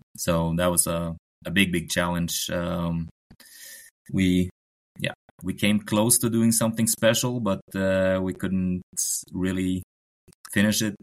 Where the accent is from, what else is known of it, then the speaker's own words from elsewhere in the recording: Oslo, Norway; English is a second language; also born or lived in Lillehammer; I'm um, Norwegian. Uh, growing up in Oslo, uh, not far from the Holmenkollen oh. arena.